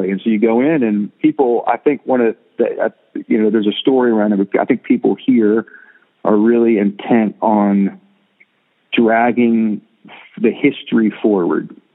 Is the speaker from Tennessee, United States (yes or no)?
yes; Jackson, Tennessee, United States; born there; also born or lived in Florida; now in Nashville, United States; Now, I I was born in Tennessee. Uh, uh, in Jackson, but you know, I, I and I've lived in Nashville longer than I've lived anywhere in my life